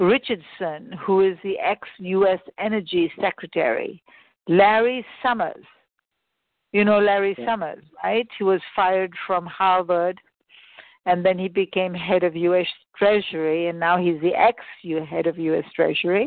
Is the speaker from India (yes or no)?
yes; India; moved away; I was born in India.